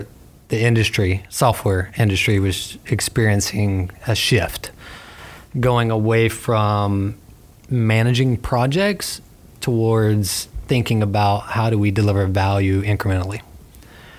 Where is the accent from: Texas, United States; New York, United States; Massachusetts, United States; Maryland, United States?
Texas, United States; near Beaumont, Port Arthur, Southeast; moved away as an adult; also born or lived in Tallahassee; now in Gainesville, United States; born and raised in Southeast Texas